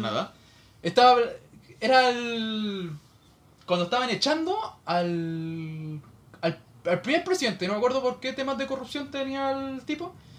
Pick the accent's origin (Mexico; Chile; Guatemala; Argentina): Chile